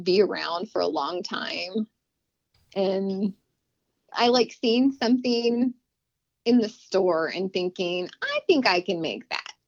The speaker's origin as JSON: {"language": "English", "town": "Las Cruces", "region": "New Mexico", "country": "United States", "tie": "born or raised there", "said": "I was born in Las Cruces, New Mexico, and I was raised basically right there"}